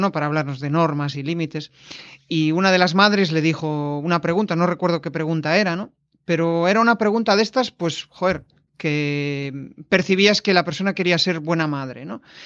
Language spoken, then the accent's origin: Spanish; Galicia, Spain; como gallego